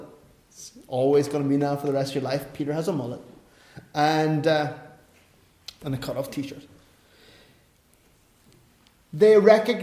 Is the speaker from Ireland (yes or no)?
yes; Ireland; I'm an Irishman